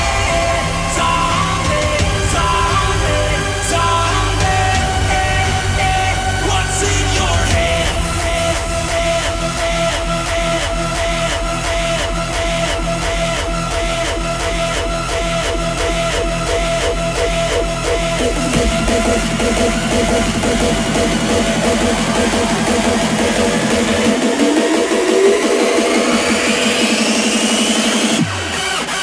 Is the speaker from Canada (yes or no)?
no; United Kingdom; This is my home country.